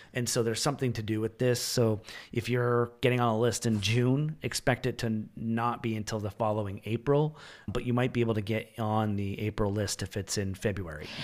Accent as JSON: {"language": "English", "country": "Canada", "lives_now": "Ontario, Canada", "said": "As a Canadian citizen"}